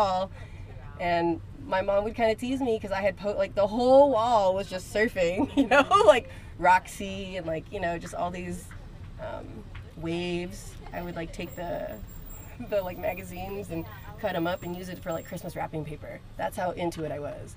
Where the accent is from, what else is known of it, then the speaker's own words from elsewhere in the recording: Moreno Valley, California, United States; moved away as an adult; now in Newport Beach, United States; I'm from Marina Valley, California.